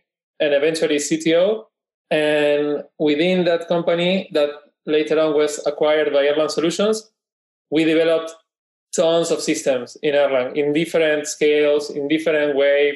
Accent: Buenos Aires, Argentina; I am Porteño from Buenos Aires.

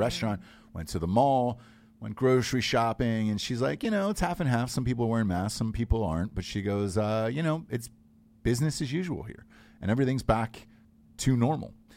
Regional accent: Georgia, United States; moved away; I was from Georgia

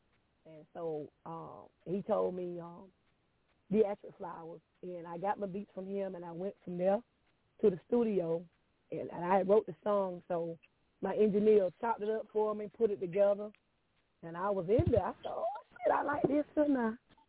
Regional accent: Hardaway, Florida, United States; I'm originally from Florida, Hardaway, Florida

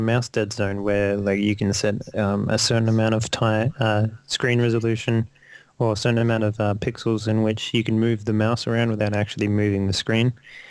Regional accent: Australia; I'm not a Kiwi, I'm an Aussie.

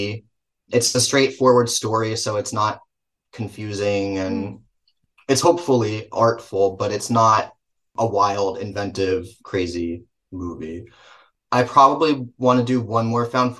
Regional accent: Manville, New Jersey, United States; accent: Jersey; in my hometown theater

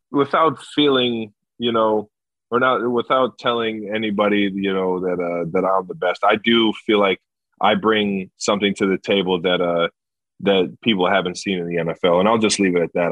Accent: Cleveland, Ohio, United States; I grew up in Cleveland, Ohio

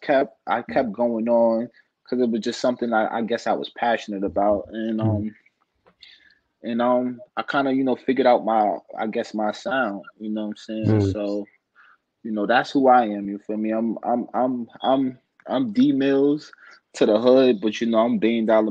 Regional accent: New York City, New York, United States; I'm from Southside. I'm from Jamaica, Queens, New York, in the building

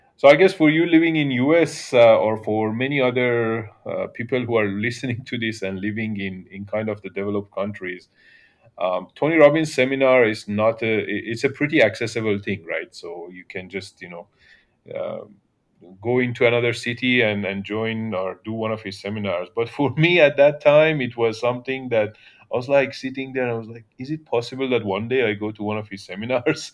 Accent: Iran; moved away as an adult; also born or lived in western Iran / Australia; now in Singapore; I was born in Iran, in a little town, uh, close to the border of, of Iraq, so on the western side of Iran. And, uh, early childhood was in that town. Then, uh, my family moved to the capital city, Tehran, and, uh, and I was, I went to uni there

